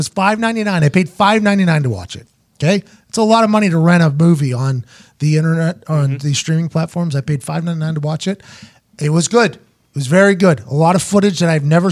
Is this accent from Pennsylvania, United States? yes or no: yes; Pittsburgh, Pennsylvania, United States; now in Indianapolis, United States; My hometown, which is not cool, is currently underwater right now.